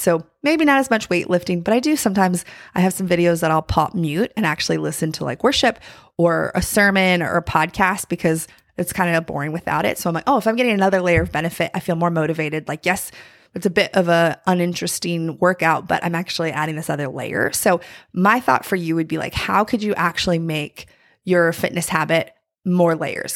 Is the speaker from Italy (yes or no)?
no; North Carolina, United States; I'm from North Carolina, and there's, like, a famous bakery, uh, in my hometown